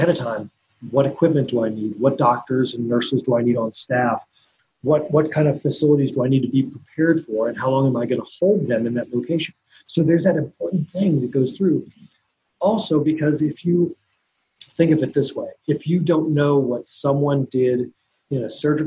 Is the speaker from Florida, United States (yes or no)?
no; Kansas, United States; moved away as an adult; I'm from Kansas